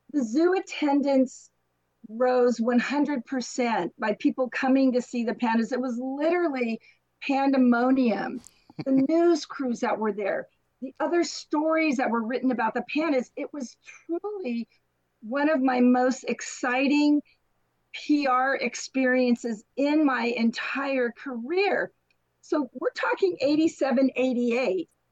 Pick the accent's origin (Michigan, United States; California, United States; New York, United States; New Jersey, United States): California, United States; San Diego; also born or lived in Anaheim; I was born and I grew up in San Diego